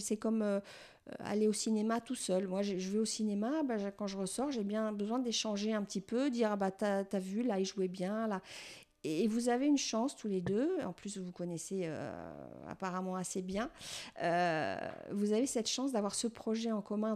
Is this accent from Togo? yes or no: no; France; je suis française aussi